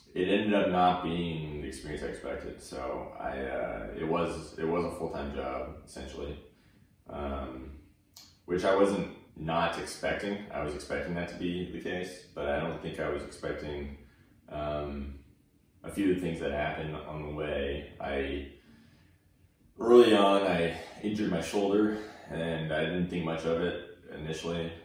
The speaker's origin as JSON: {"language": "English", "town": "Tulsa", "region": "Oklahoma", "country": "United States", "tie": "born or raised there", "also_born_or_lived": "Oregon / Bixby, Oklahoma", "said": "I was born in Oregon, and then we moved shortly after, and then I was raised in Oklahoma, uh, specifically Tulsa, Oklahoma"}